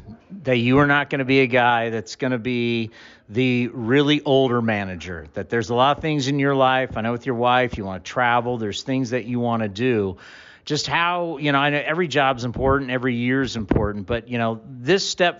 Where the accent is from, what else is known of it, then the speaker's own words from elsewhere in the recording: San Diego, California, United States; I grew up in San Diego.